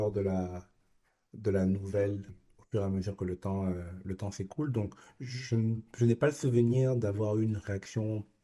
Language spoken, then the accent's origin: French; Japan; now in Canada; Naturellement, étant donné mon enfance au Japon, les mangas font partie intégrante de ma vie.